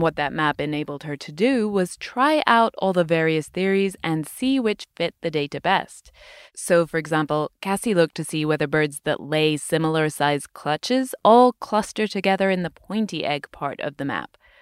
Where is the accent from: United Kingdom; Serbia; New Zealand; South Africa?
United Kingdom; moved away; my home country, the U K